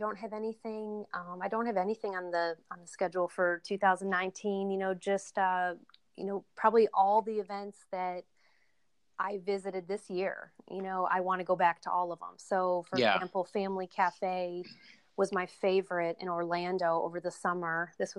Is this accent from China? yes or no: yes; China; He actually emailed me today, but I'm from China, you know, and I can't wait to go meet him face to face someday